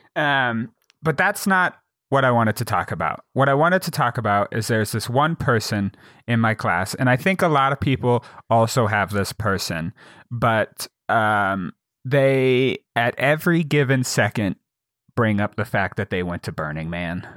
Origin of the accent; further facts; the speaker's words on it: Jackson, Wyoming, United States; my hometown of Jackson, Wyoming is, uh, a tourist town